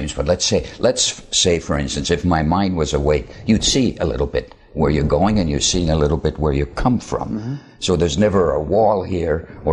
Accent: Finland; I was born in Finland

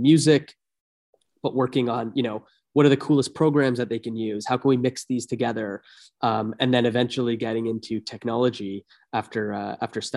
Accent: Toronto, Ontario, Canada; moved away as an adult; also born or lived in Bay Area; I was born and raised in Toronto, or a suburb of Toronto

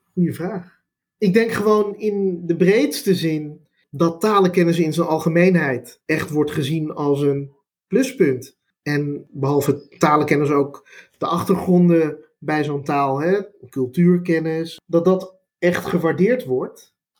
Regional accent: Amsterdam, North Holland, Netherlands; first language Dutch; Ik kom zelf uit Amsterdam, Amsterdam-Oost

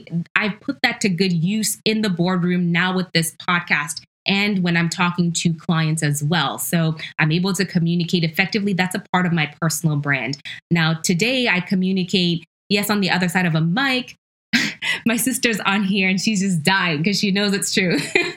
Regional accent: Ghana; born there; I'm Ashanti, I'm Ghanaian by heritage. I was born in Ghana.

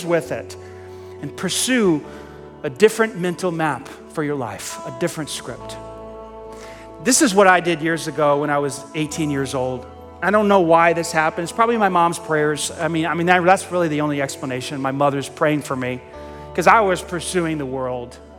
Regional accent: New York City, New York, United States; I grew up in Staten Island. Staten Island, New York is infamous for the dump.

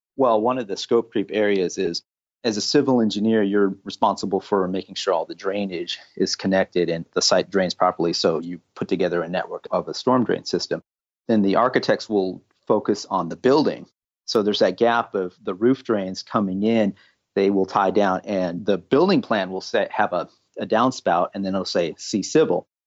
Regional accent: California, United States; I was originally born and raised in California

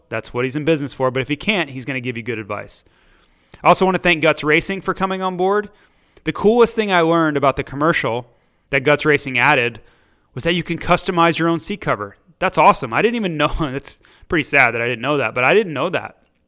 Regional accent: Florida, United States; we're both from Florida and Tampa Bay

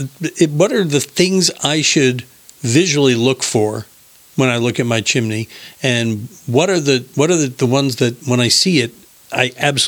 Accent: New Hampshire, United States; moved away; In the town I grew up in New Hampshire, chimney fires were a pretty, I don't want to say common occurrence, but they happened, you know, with some regularity up there in the North Country.

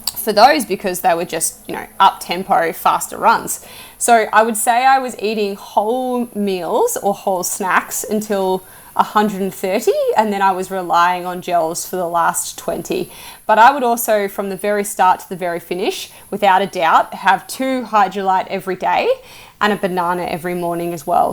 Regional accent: Australia; as an Australian who's I, I, grew up in the bush

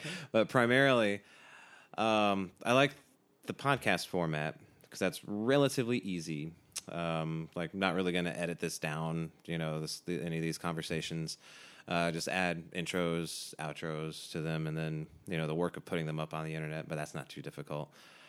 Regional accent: Southeast, United States; Yeah, I grew up Protestant in the Southeast U.S.

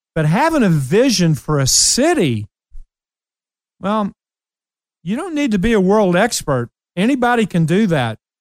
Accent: Ashland, Kentucky, United States; moved away; I went back to my hometown, Ashland, Kentucky

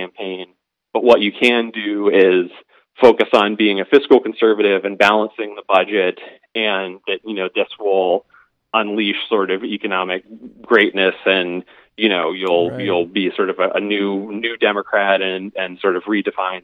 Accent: Youngstown, Ohio, United States; I'm from Youngstown, Ohio, and big steel producing center, classic Rust Belt town

